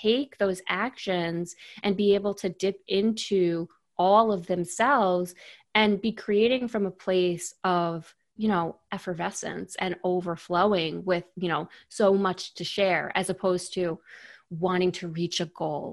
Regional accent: New York, United States; I'm born and raised in New York.

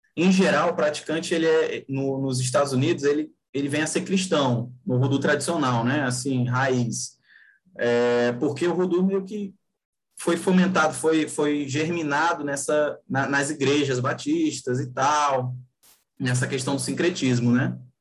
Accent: Rio de Janeiro, Brazil; now in Fortaleza, Brazil; eu nasci e, eu, e moro no Ceará, Fortaleza, Ceará. Mas eu cresci, assim, minha infância e adolescência foi no Rio de Janeiro.

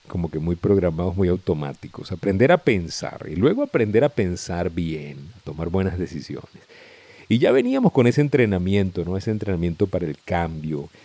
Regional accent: Venezuela

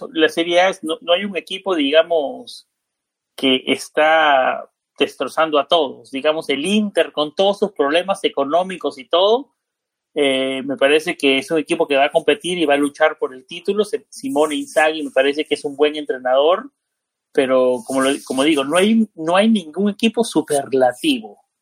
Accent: Honduras; estoy hablando de aquí de Honduras

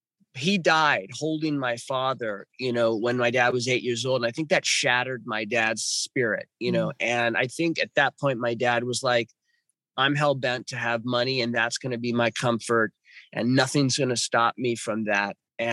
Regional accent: Los Angeles, California, United States; was born in 1968. I'm 53. God, I forgot how old I am. So I think I'm like 53, 54. Yeah, 53. I was born in Los Angeles, California.

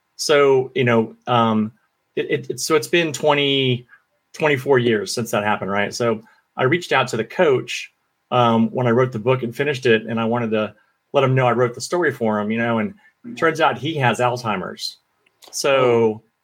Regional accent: Florida, United States; growing up in Florida. You know, I was a kid in a trailer park

